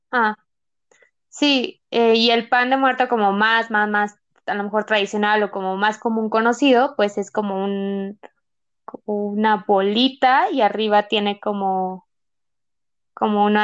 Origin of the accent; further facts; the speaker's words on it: Mexico; Porque yo creo que todos deberían saber hacer pan de muerto como buenos mexicanos, pero pues no, a veces algunos no, no lo sabemos hacer